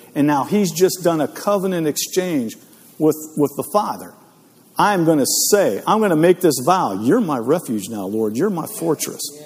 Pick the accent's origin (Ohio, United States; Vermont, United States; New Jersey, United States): Ohio, United States; Northeast; I grew up in Northeast Ohio